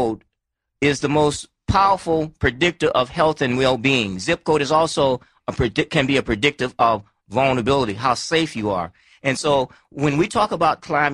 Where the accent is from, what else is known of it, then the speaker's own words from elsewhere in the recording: Alabama, United States; I'm from Alabama